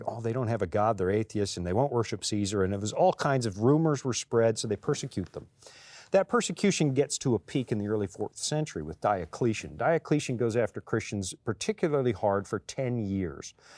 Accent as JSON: {"language": "English", "country": "Canada", "tie": "born or raised there", "said": "I'm born Canadian, but when I come here, flash my Canadian passport"}